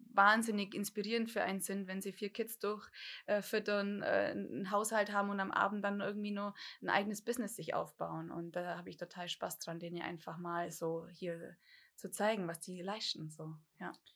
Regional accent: Dillingen an der Donau, Bavaria, Germany; ich komme hier ziemlich von der Pampa, äh, Dillingen-Donau. Da lebe ich eigentlich immer schon.

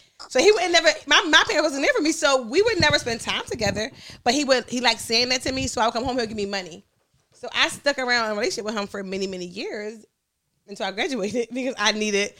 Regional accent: Philadelphia, Pennsylvania, United States; I grew up in North Philly. It was 14 kids in the house.

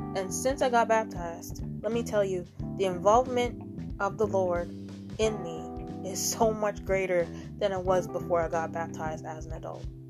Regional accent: United States; I'm American

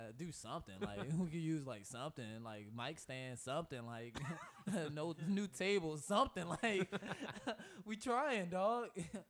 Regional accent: United States; just as an American

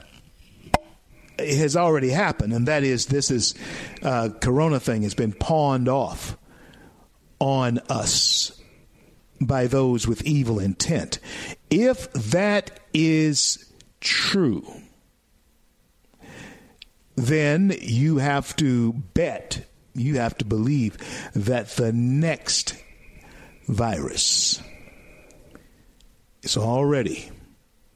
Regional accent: Louisiana, United States; Louisiana, my home state

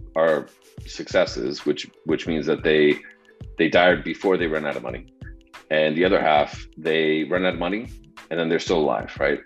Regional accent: Denver, Colorado, United States; now in Austin, United States; was born and raised in the Denver area uh, in Colorado

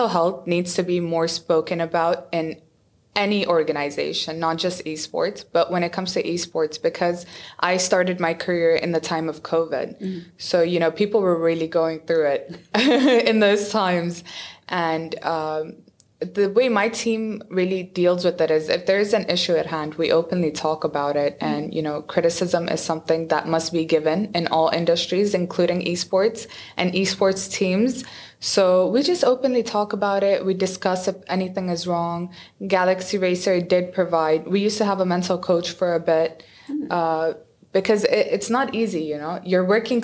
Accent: Dubai, United Arab Emirates; also born or lived in Abu Dhabi; I was born in Abu Dhabi and then I was raised all my life in Dubai.

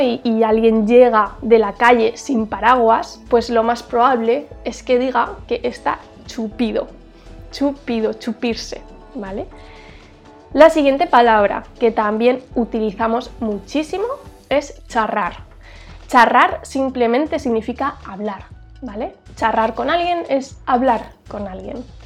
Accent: Huesca, Aragon, Spain; yo soy de una ciudad pequeñita en el norte de España. Esta ciudad se llama Huesca

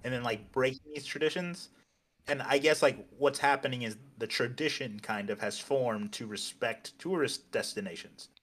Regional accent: United States; moved away; also born or lived in Cancun, Mexico; I'm American

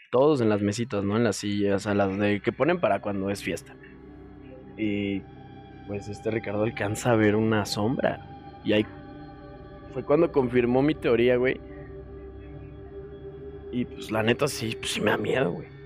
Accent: Guadalajara, Jalisco, Mexico; yo soy de Guadalajara, amigo, al igual que tú eres de Torreón. Claro, de toda la vida.

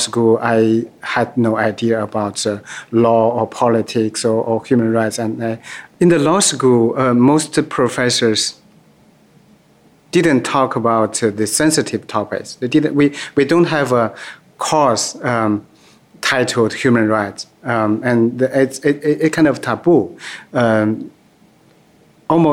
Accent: Jilin, China; English is a second language; moved away as an adult; also born or lived in Beijing; now in New York City, United States; I was born in Jilin province, northeast part of China, and I grew up in a very, very poor family in a very, very poor village

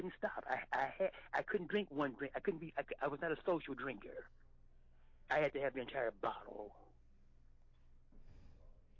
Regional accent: Baton Rouge, Louisiana, United States; moved away; I'm from Baton Rouge, Louisiana. I grew up in 1953, late 50s and 60s.

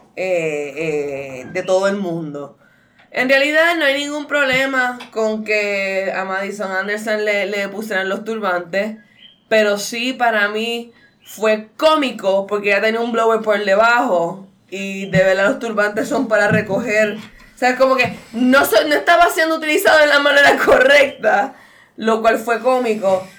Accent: Puerto Rico; yo, pues, supuestamente soy legit boricua mezclada

